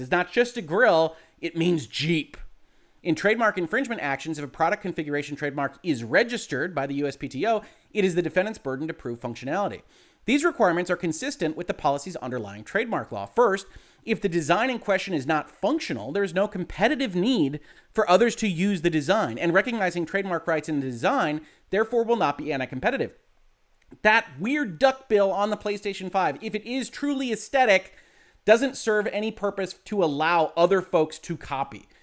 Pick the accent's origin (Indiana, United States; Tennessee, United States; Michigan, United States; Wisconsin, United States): Michigan, United States; Southeast; I'm from Southeast Michigan